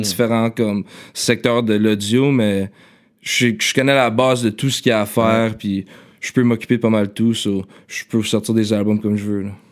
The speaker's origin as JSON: {"language": "French", "town": "Ottawa", "region": "Ontario", "country": "Canada", "tie": "born or raised there", "moved": "as an adult", "lives_now": "Montreal, Canada", "said": "je suis né à. L'hôpital de Ottawa. C'est ça, ok. Puis c'est ça, je suis né. Euh, je vivais en Ottawa quand j'étais jeune. Je suis venu à Montréal seulement quand j'avais comme 19"}